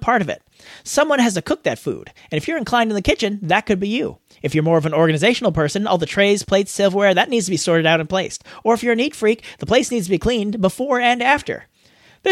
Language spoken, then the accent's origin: English; United States; accent: American